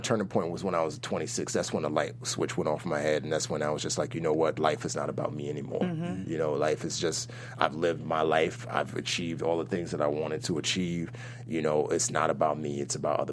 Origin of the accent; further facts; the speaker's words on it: New York City, New York, United States; also born or lived in Nigeria; I grew up in the Bronx